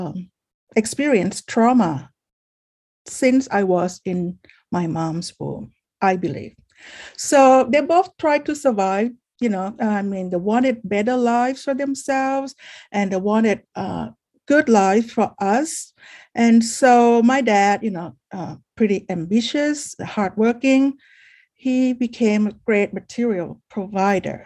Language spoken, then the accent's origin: English; Bangkok, Thailand; now in California, United States; I am from Bangkok, Thailand, but I've been living in California for 26 years now.